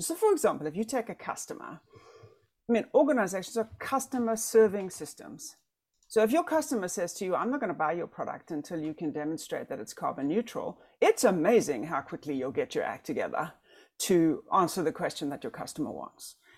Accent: South Africa; now in United States; I'm South African. I cannot vote. I'm a green card holder.

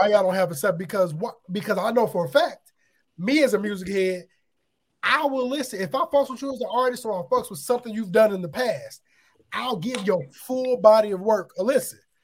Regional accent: Aurora, Illinois, United States; I grew up in the area, so I'm from Aurora, Illinois, which is 45 minutes from Chicago.

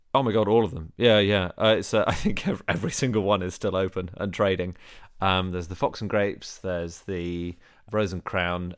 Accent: London, United Kingdom; I'm from Wimbledon, which is the home of the Oliver Reed pub crawl

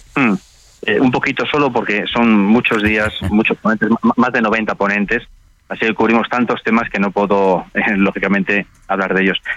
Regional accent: Spain; también en España, en mi país

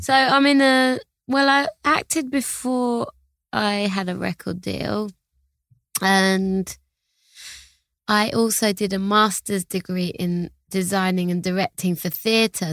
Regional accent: London, United Kingdom; I'm from Hackney in London

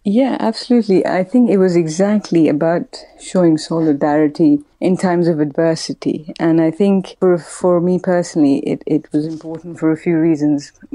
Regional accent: Pakistan; moved away; I grew up in Pakistan, which was obviously a predominantly Muslim country.

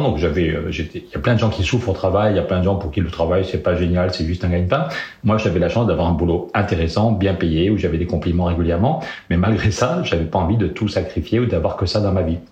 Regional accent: Périgueux, Nouvelle-Aquitaine, France; je suis né à Périgueux en 1964

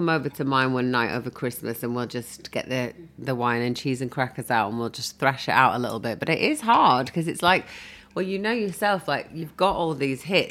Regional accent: Bradford, Yorkshire and the Humber, United Kingdom; also born or lived in North London; now in London, United Kingdom; I was brought up in Bradford

